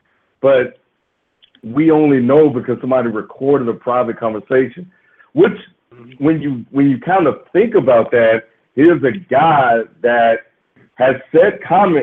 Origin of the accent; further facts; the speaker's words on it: Mississippi, United States; I grew up in the South. I grew up in Mississippi